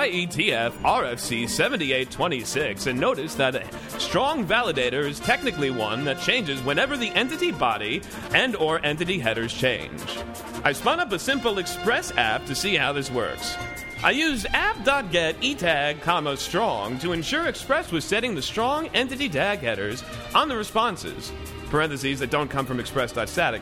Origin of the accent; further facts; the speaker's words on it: Florida, United States; I'm from Florida